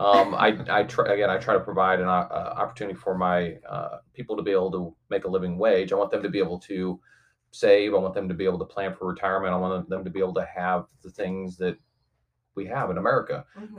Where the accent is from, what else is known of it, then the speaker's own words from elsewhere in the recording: St. Louis, Missouri, United States; now in Kansas City, United States; I was born and raised predominantly over in St. Louis